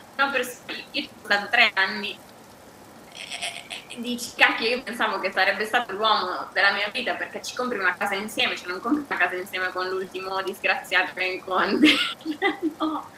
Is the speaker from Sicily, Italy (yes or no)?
no; Bergamo, Lombardy, Italy; moved away as an adult; also born or lived in United States; now in Seville, Spain; sono bergamasca, però da ormai tre anni vivo, vivo, a Siviglia